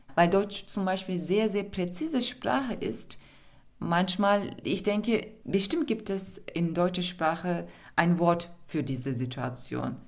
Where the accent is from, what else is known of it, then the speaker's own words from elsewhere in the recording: Turkey; German is a second language; moved away as an adult; now in Berlin, Germany; Ich komme aus der Türkei